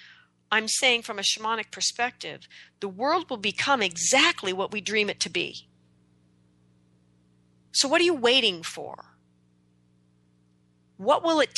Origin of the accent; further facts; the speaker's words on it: United States; I'm an American.